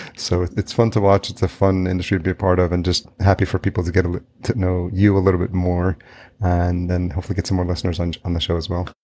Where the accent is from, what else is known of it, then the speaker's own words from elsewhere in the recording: New York, United States; also born or lived in El Salvador; now in Minneapolis, United States; I grew up in New York, so I have somewhat of thick skin, but to the point where I, like, don't say hi to people on the street here in Minneapolis